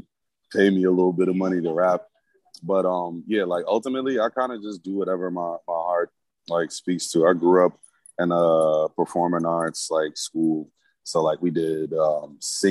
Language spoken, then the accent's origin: English; the South, United States; also born or lived in Milwaukee; I'm a Southern nigga